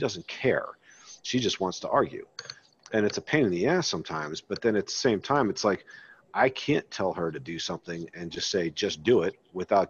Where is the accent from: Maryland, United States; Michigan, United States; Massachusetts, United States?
Maryland, United States; I grew up in Maryland